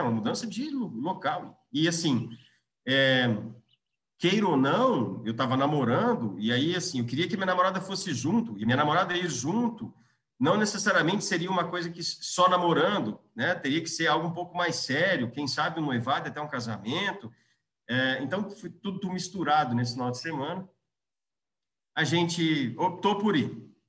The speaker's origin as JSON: {"language": "Portuguese", "town": "Londrina", "region": "Paraná", "country": "Brazil", "also_born_or_lived": "Natal", "moved": "yes", "lives_now": "Curitiba, Brazil", "said": "eu sou londrinense, tenho 42 anos"}